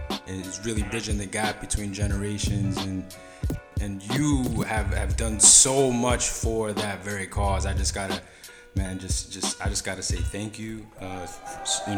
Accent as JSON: {"language": "English", "town": "New York City", "region": "New York", "country": "United States", "tie": "born or raised there", "said": "I grew up in the Upper West Side"}